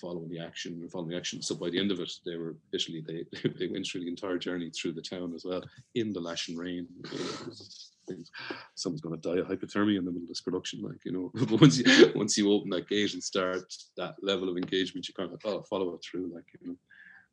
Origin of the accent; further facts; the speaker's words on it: Ireland; growing up in Ireland